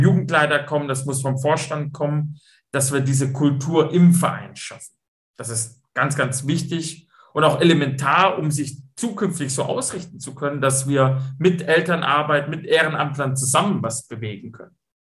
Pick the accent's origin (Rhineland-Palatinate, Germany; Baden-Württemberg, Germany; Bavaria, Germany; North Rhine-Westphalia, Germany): Baden-Württemberg, Germany; Stuttgart; accent: Swabian; moved away as an adult; also born or lived in Braunschweig; ich bin Schwabe, ich komme aus Stuttgart